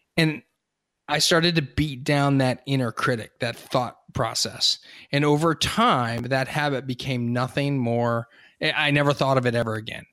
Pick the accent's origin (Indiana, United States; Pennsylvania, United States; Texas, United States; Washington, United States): Pennsylvania, United States; Hershey; I grew up in Hershey.